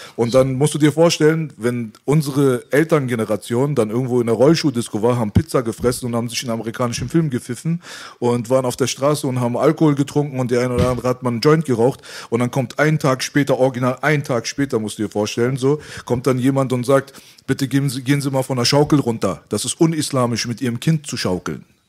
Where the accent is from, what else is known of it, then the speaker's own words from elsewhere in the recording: Iran; moved away; das Land, wo ich herkomme, hat schon immer ein riesengroßes Potenzial gehabt